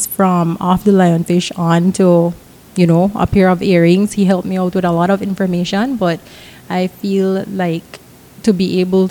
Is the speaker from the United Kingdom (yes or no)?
no; Belize; born and raised in Belize. I've lived all over Belize.